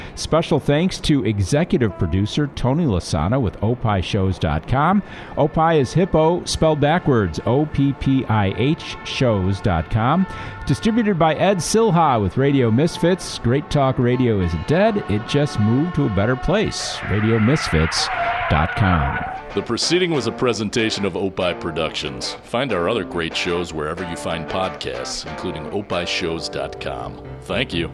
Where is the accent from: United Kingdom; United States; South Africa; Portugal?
United Kingdom; England; moved away; I am from England.